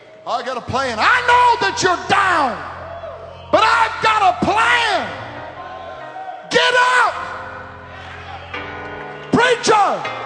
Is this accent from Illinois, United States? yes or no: no; California, United States; I don't care where you're from. I'm from California. It doesn't matter.